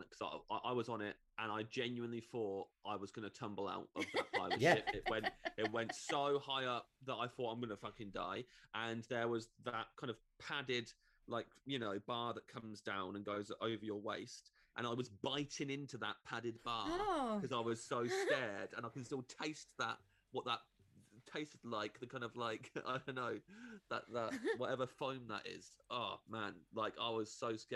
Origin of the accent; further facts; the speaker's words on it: Kettering, East Midlands, United Kingdom; We grew up in a place that I think is more fun than it thinks it is. But definitely the kind of motto is that it's a dump and it's not good and Kettering's not good